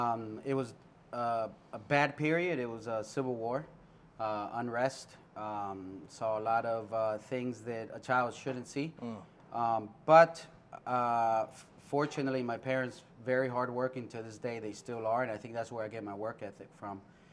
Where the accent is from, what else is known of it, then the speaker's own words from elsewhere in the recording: Washington, District of Columbia, United States; And growing up in Washington, D.C., I had the privilege of working with entrepreneurs.